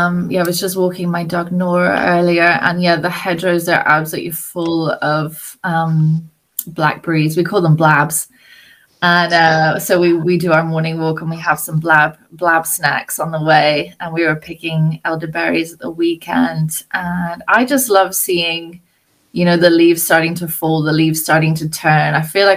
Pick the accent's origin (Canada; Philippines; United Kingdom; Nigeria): United Kingdom; Scotland; And then I say, oh, I'm Scottish. And then it's like, oh, you don't have a Scottish accent.